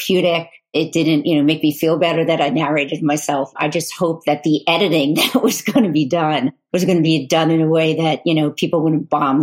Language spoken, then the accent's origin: English; Long Island, Suffolk County, New York, United States; We grew up on Long Island, the eastern end, which is the county of Suffolk